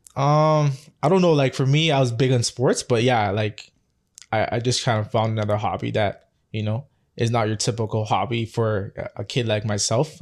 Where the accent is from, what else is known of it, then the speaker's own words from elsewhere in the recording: Toronto, Ontario, Canada; born and raised in Scarborough.